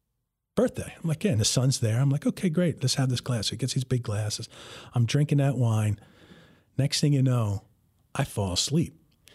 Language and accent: English; New Jersey, United States; I told him, you know, I told him I'm from North Jersey